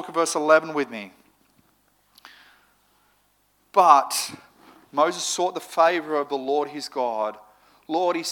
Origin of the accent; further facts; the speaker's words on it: Moree, New South Wales, Australia; now in Sydney, Australia; growing up in Moree